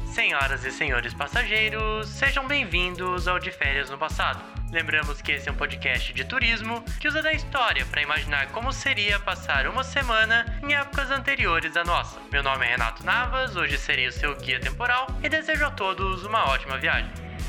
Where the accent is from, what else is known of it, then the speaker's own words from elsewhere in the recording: interior of São Paulo, Brazil; a minha cidade natal, no interior de São Paulo, era muito famosa pelo carnaval